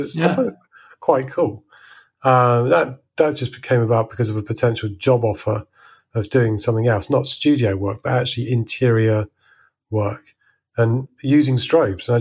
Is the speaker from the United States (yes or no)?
no; Salisbury, South West England, United Kingdom; moved away as an adult; now in France; I grew up in Salisbury